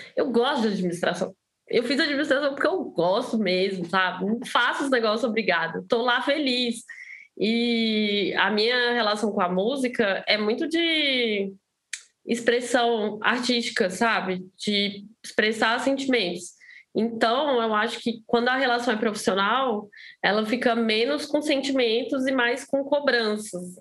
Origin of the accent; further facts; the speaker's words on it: Brasília, Federal District, Brazil; moved away as an adult; now in São Paulo, Brazil; sou de Brasília, né? Eu morava em Brasília antes de mudar para São Paulo